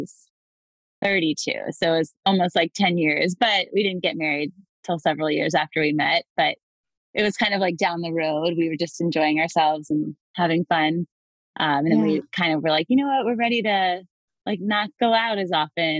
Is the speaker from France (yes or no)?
no; Atlanta, Georgia, United States; now in Baltimore, United States; I live in Baltimore, but I'm originally from Atlanta, Georgia.